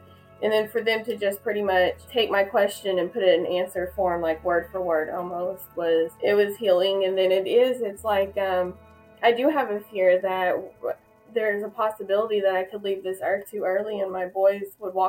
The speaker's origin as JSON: {"language": "English", "town": "Okmulgee", "region": "Oklahoma", "country": "United States", "said": "I'm from Okmulgee, Oklahoma."}